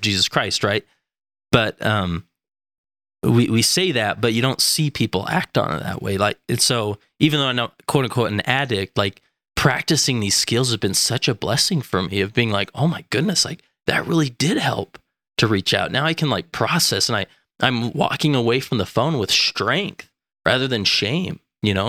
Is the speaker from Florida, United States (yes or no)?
no; West Valley City, Utah, United States; also born or lived in Stansbury Park, Utah; I am from West Valley City, Utah